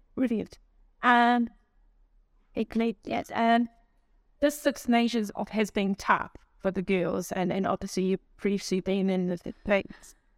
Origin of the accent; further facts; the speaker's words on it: Tipperary, Munster, Ireland; I'm from Tipperary